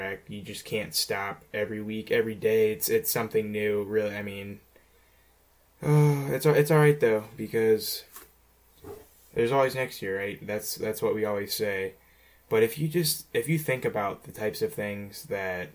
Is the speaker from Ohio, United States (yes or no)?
yes; Ohio, United States; I'm from Ohio